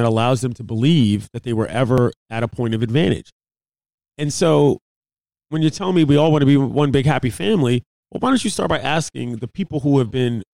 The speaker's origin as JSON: {"language": "English", "country": "United States", "said": "as the American people"}